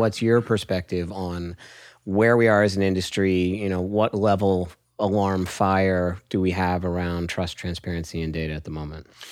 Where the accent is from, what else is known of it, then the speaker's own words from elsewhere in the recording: Hershey, Pennsylvania, United States; I was born in Hershey, Pennsylvania